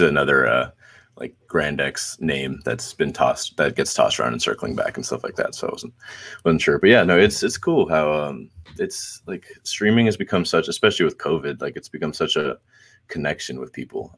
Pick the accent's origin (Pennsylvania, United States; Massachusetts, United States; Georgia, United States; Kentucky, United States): Georgia, United States; Atlanta; also born or lived in Brazil; I was I was born in Northside Hospital, um, and then lived here for I think about three years.